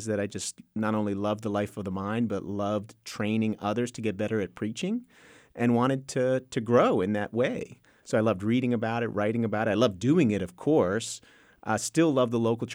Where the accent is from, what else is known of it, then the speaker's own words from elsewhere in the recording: New Jersey, United States; moved away as an adult; also born or lived in Texas; now in Waco, United States; My father immigrated from Honduras when he was 20 years old, joined the military, ended up in the Air Force, which ended up meaning that he was at an Air Force base called Andrews Air Force Base, or McGuire Air Force Base, rather, in South Jersey. So born and raised there